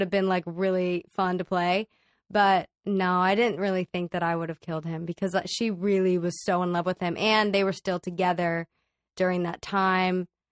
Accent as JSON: {"language": "English", "town": "Dallas", "region": "Texas", "country": "United States", "tie": "born or raised there", "moved": "yes", "lives_now": "Los Angeles, United States", "said": "I grew up in Dallas, Texas"}